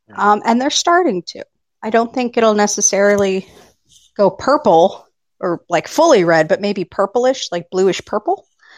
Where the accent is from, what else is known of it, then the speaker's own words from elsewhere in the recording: Arizona, United States; moved away as an adult; also born or lived in Washington State; I was born and raised in Arizona. And Arizona, we're pretty moderate.